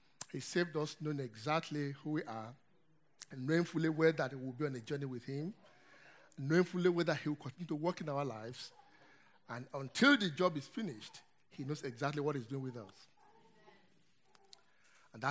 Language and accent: English; Nigeria; moved away; I come from Nigeria, as you can hear from my accent